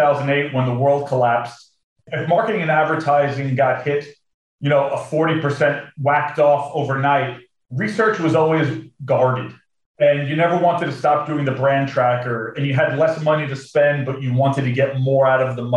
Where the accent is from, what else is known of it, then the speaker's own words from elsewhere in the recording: United States; an American